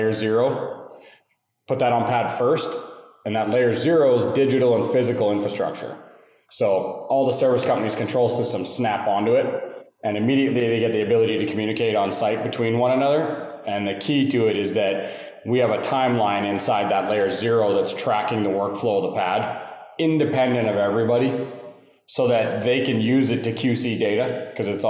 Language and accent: English; Calgary, Alberta, Canada; now in Houston, United States; from Canada, Calgary, Alberta, originally, live in Houston now